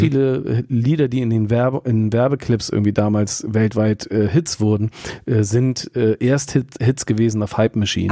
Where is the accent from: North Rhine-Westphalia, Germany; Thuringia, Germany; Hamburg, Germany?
Hamburg, Germany; als äh, Hamburger Westler